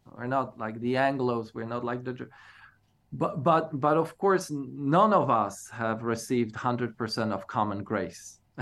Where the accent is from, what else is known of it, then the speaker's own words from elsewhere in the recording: Poland; moved away; growing up in Poland as evangelical